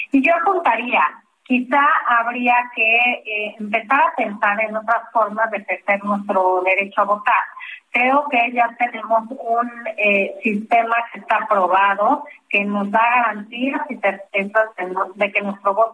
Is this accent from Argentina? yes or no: no; Mexico; tenemos, creo, como, como mexicanos y mexicanas, muy las reglas conforme las cuales tenemos que ir a ejercer nuestro voto